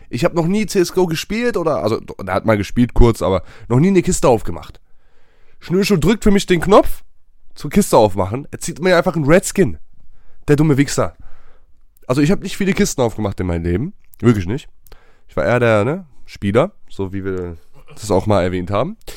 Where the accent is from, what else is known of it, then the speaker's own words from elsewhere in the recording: Sweden; German is a second language; Das ist genauso wie bei uns in Schweden, wenn ich das kurz einwerfen darf, wie in Basketball.